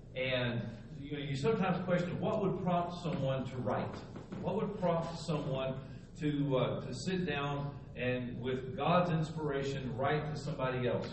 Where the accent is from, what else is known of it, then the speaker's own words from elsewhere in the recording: Texas, United States; moved away as an adult; also born or lived in Slidell, Louisiana; I was from Texas